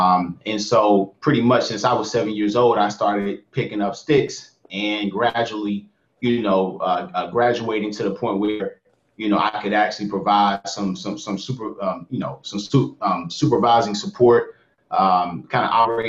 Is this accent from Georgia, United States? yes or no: yes; Atlanta, Georgia, United States; moved away as an adult; also born or lived in San Francisco, California; I'm 29 years of age. Again … originally from my hometown is Atlanta, Georgia. So I'm an AT alien at heart.